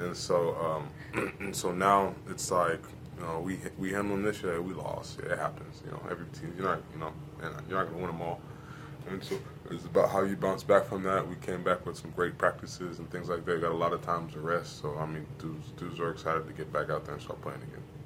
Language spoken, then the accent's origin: English; Atlanta, Georgia, United States; also born or lived in New Jersey; I'm from Atlanta, but I was born in New Jersey